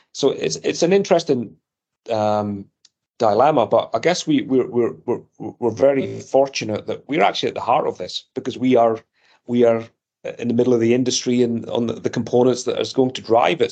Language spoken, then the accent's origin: English; Scotland, United Kingdom; accent: Scottish; moved away as an adult; also born or lived in Edinburgh, Scotland / near London; now in United States; growing up in Scotland in the 70s and 80s